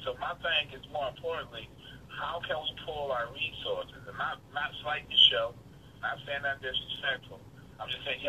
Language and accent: English; Millbrook, Alabama, United States; I'm from Alabama, Millbrook, Alabama.